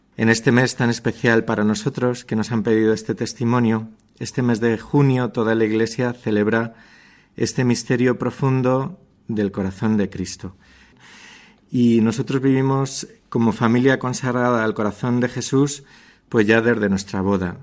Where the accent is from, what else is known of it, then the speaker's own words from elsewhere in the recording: Toledo, Castilla-La Mancha, Spain; Somos una familia de Toledo